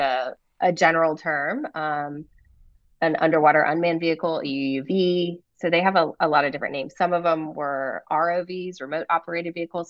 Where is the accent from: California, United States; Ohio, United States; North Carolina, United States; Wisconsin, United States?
North Carolina, United States; Raleigh; moved away as an adult; also born or lived in Rhode Island / San Diego; I was born here in North Carolina